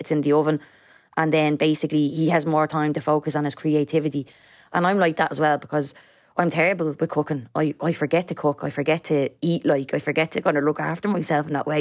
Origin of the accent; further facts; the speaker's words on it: Dublin, Leinster, Ireland; I grew up in Coolock, uh, with my mom